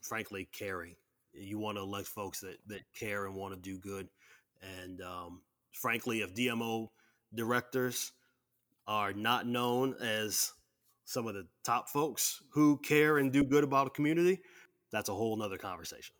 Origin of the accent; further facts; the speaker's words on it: Waterloo, Iowa, United States; I'm from Waterloo, I got to actually caucus